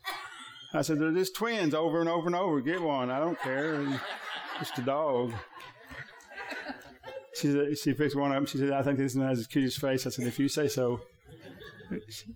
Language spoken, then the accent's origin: English; Thackerville, Oklahoma, United States; I'm from Thackerville